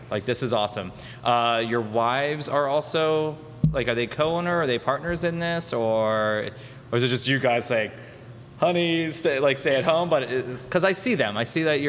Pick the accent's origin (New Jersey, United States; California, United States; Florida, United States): Florida, United States; Miami Beach; I'm from Miami Beach